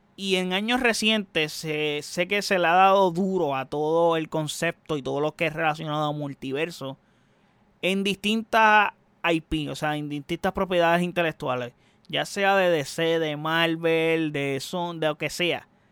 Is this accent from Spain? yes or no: no; Puerto Rico; soy puertorriqueño